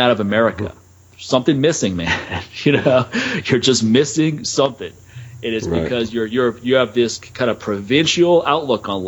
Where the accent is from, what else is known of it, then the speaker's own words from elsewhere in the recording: East Coast, United States; moved away; what I grew up with, man. Those winters in the East Coast